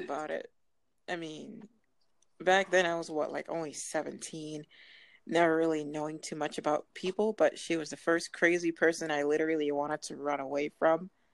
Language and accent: English; Massachusetts, United States; I'm out from Massachusetts